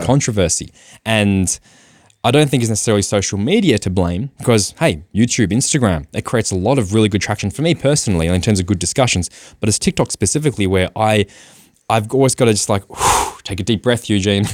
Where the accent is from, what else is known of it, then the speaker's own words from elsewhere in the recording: Australia; I am Australian as well